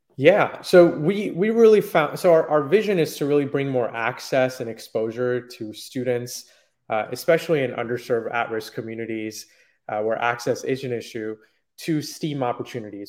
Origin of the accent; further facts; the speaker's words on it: Silicon Valley, Bay Area, California, United States; I grew up in Silicon Valley in the Bay Area